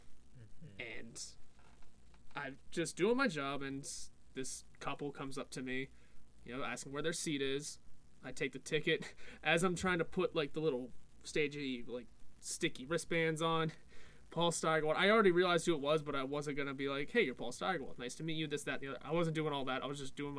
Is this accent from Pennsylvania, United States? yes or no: yes; Pittsburgh, Pennsylvania, United States; We're from Pittsburgh